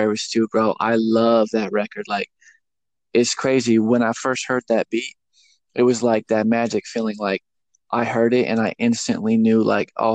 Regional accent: Phoenix, Arizona, United States; moved away as an adult; now in Tennessee, United States; I'm from Phoenix, Arizona. I pretty much grew up out there. And but I recently moved to Tennessee, like, I guess 2 years ago

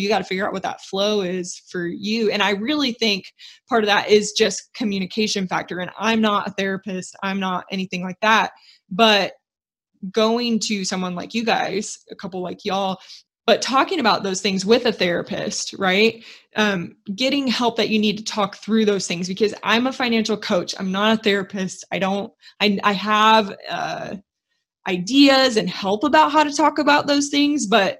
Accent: United States; I have to live a certain way because I'm an American.

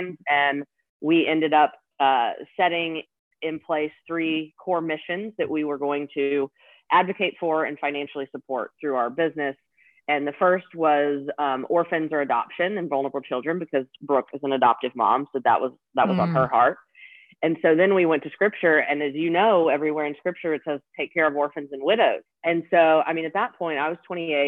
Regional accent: Nashville, Tennessee, United States; also born or lived in Texas; I grew up here in Nashville, so have lived here most all of my life besides college, and a few years I lived in Texas

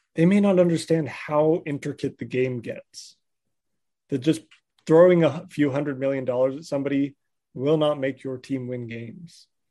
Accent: Southern California, United States; I grew up in Southern California

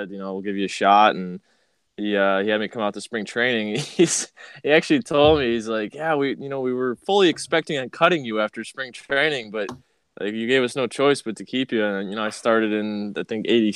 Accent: Chicago, Illinois, United States; I'm from Chicago.

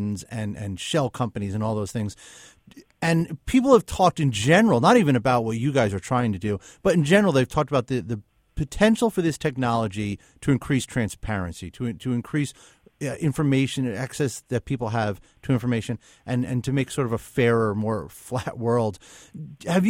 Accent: New Jersey, United States; I'm from New Jersey

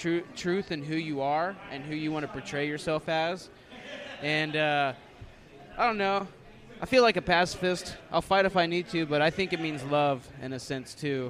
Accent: the South, United States; Nah, man. I'm from the South. Mama taught me how not to kiss and tell.

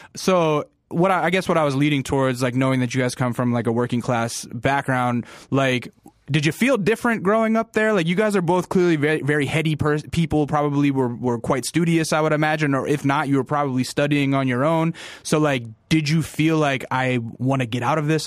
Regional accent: Alaska, United States; I'm from Alaska, and, like, you know, I actually went to a school that was pretty heavily influenced by rap music, 'cause it was a military base

